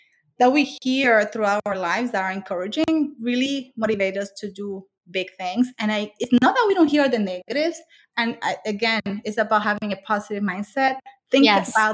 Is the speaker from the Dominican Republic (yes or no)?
yes; Dominican Republic; moved away as an adult; now in United States; I grew up in the Dominican Republic. I came here when I was 19